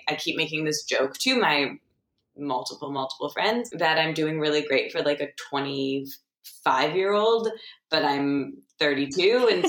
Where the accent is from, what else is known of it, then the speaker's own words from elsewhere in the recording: Michigan, United States; I'm from Michigan